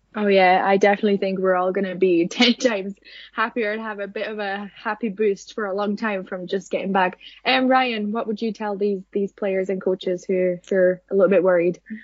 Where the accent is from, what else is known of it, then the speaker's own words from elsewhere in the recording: Finland; I'm from Finland